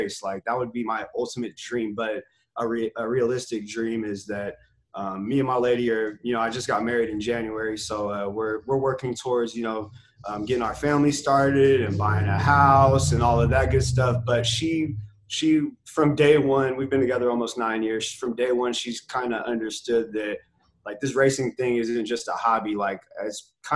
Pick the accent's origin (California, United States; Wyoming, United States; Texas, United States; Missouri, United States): California, United States; North Highlands; I'm from North Highlands